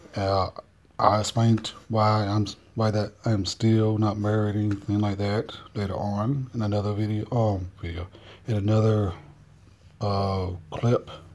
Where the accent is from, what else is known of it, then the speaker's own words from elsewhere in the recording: North Carolina, United States; I'm from North Carolina, so which is why my uh, voice sounds a little bit weird to those Yankees